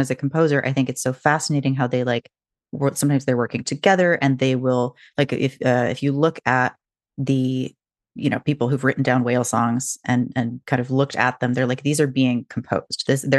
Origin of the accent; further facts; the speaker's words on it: Washington, United States; I grew up near the Puget Sound. So even mm-hmm. though I didn't really see whales, they were like, you know, farther north and not really like in Seattle.